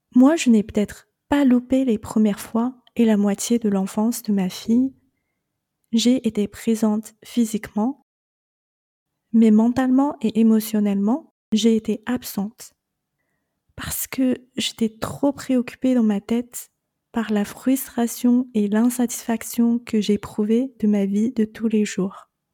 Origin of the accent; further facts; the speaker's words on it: China; moved away as an adult; je suis née et j'ai grandi en Chine